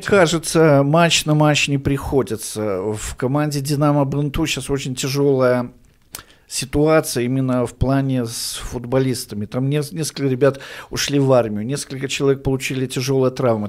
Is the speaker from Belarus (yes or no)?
yes; Orsha, Vitebsk Region, Belarus; я уроженец города Орши